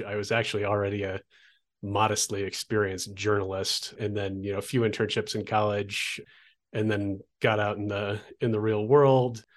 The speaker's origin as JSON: {"language": "English", "town": "Olympia", "region": "Washington", "country": "United States", "tie": "born or raised there", "also_born_or_lived": "Oregon coast", "moved": "as an adult", "lives_now": "Albuquerque, United States", "said": "a college radio station where I grew up in Olympia, Washington"}